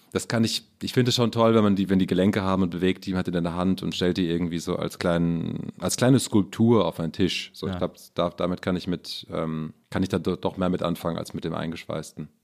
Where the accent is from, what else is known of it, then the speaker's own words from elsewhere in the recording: Maintal, Hesse, Germany; also born or lived in Frankfurt am Main; now in Berlin, Germany; geboren in Frankfurt am Main, aufgewachsen in Maintal Ost.